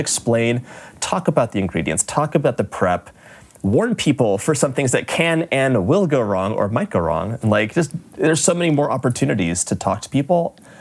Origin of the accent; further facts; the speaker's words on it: Los Angeles, California, United States; moved away as an adult; we're both from Los Angeles